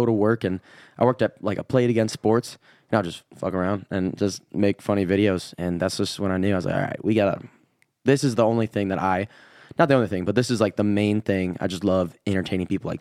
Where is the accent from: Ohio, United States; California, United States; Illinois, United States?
Illinois, United States; accent: Midwestern; moved away as an adult; also born or lived in Wisconsin; now in Nashville, United States; I was born in Wisconsin when I was really young, moved to Illinois